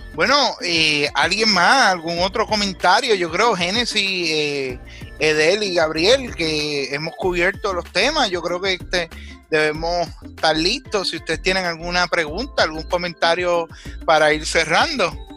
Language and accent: Spanish; Puerto Rico; los puertorriqueños no solo somos ciudadanos americanos o ciudadanos de Puerto Rico